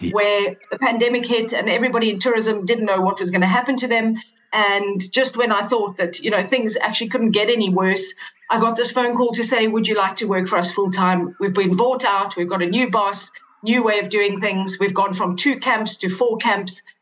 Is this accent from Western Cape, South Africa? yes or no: yes; Cape Town, Western Cape, South Africa; I was born and raised in Cape Town